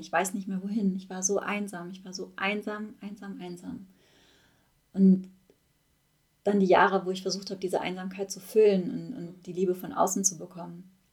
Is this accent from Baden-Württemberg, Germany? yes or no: no; Ruhr area, North Rhine-Westphalia, Germany; ich komme aus dem Ruhrpott, ich bin, das fließt durch meine Adern